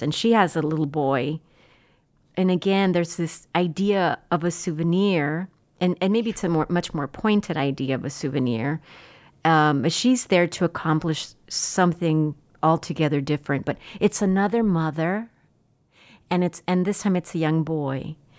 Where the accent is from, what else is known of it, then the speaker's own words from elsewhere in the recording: Laredo, Texas, United States; I grew up in Laredo